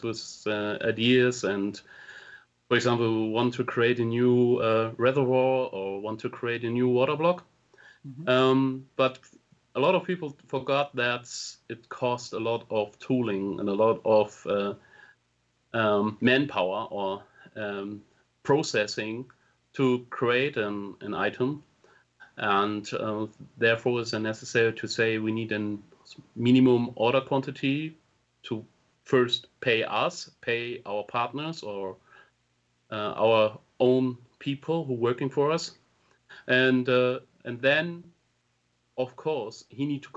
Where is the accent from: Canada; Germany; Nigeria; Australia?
Germany; English is a second language; also born or lived in Hamburg; I'm coming from Germany. I'm living in Hamburg